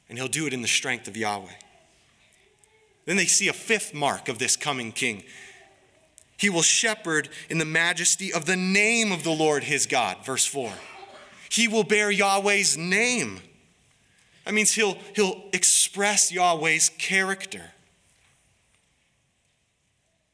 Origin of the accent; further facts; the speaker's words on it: Harlem, United States; moved away; I'm from Harlem